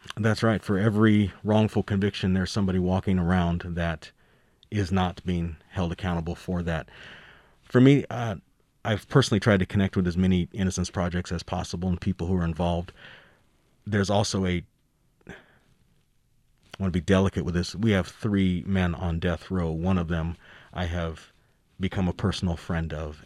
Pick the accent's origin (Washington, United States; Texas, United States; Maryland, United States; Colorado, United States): Colorado, United States; Denver; I've lived my whole life here in Colorado. I grew up in Denver